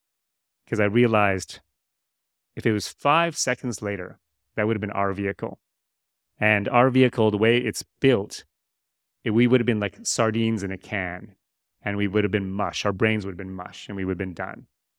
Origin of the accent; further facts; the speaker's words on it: Canada; moved away as an adult; also born or lived in United States; now in Malaysia; I'd like to say that I do have a Malaysian connection. I am Canadian. I was born in the U.S. My stepfather was Canadian.